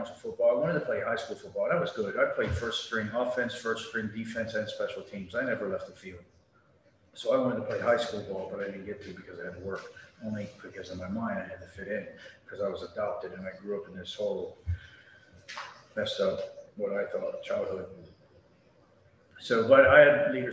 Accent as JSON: {"language": "English", "area": "Baltimore City / Carroll County", "region": "Maryland", "country": "United States", "tie": "born or raised there", "also_born_or_lived": "Amarillo, Texas / Memphis, Tennessee", "moved": "yes", "lives_now": "Panama City, United States", "said": "when I moved from Baltimore City to Carroll County, and then living in the rural farmland, and then getting picked on for being an adopted kid"}